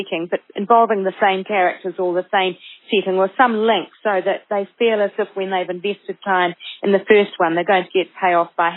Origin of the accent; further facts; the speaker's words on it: New Zealand; even as a Kiwi